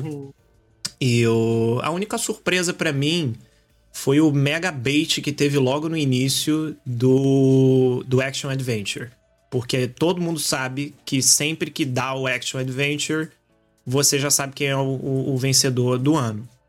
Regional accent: Rio de Janeiro, Brazil; now in Portugal; eu sou carioca

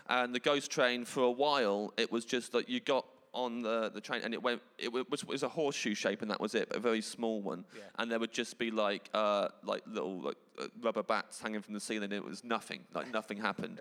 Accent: England, United Kingdom; I'm English

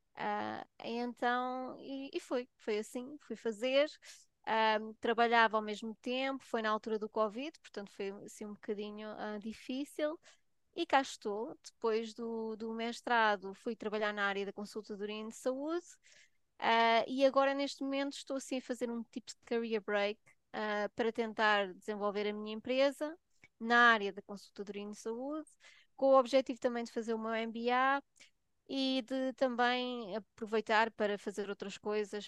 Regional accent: Portugal; moved away as an adult; also born or lived in Switzerland; now in United Kingdom; não nasci em Portugal, nasci na Suíça, os meus pais eram imigrantes lá e depois voltei para Portugal para, para, pronto, para estudar

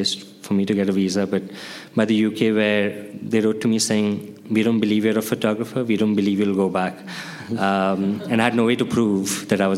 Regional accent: India; I grew up during my puberty, MTV came into India

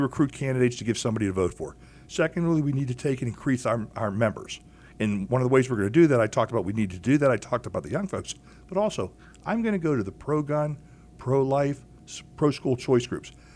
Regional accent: Pittsburgh, Pennsylvania, United States; I was born in Pittsburgh. Here, I was born and raised on Mount Washington.

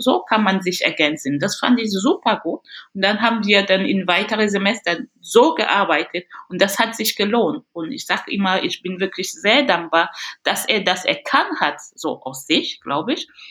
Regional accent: Cameroon; German is a second language; moved away as an adult; also born or lived in Paris, France; now in Bremen, Germany; ich vermisse auch wirklich sehr mein Land, Kamerun

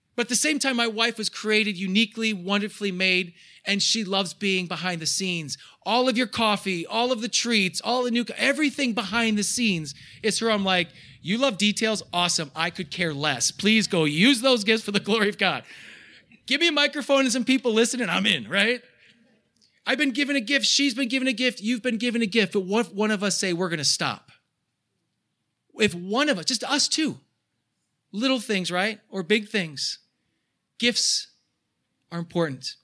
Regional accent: United States; as American Christians

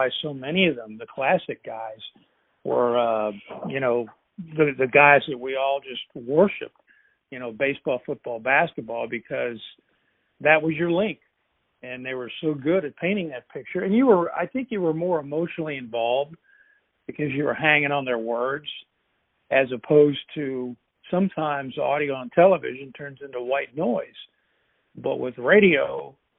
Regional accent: Louisville, Kentucky, United States; I grew up in Louisville and was a huge fan of both UK and U of L.

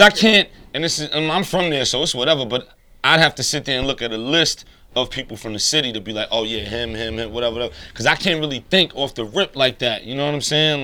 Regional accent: New York City, New York, United States; also born or lived in Queens, New York; as a New Yorker, as somebody from Brooklyn

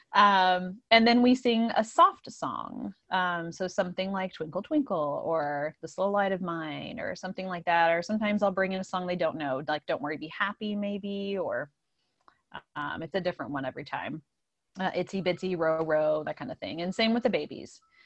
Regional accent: Indiana, United States; moved away as an adult; now in Downingtown, United States; I'm from Indiana, and, um, I came here, gosh, I guess, like, eleven years ago to Pennsylvania and have settled here in the Downingtown area

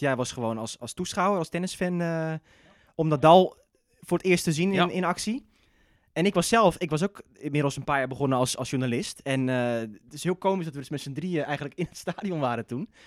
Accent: Zeeland, Netherlands; moved away; ik kom zelf uit Zeeland.

